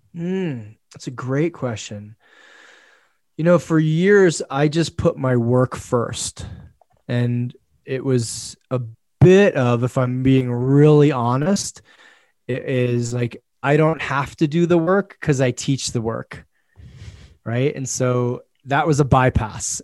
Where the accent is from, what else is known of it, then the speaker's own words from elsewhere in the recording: United States; I'm an American.